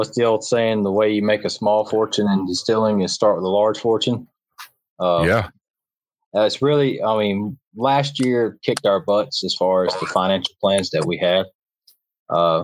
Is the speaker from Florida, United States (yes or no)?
no; Troy, Alabama, United States; I'm from Alabama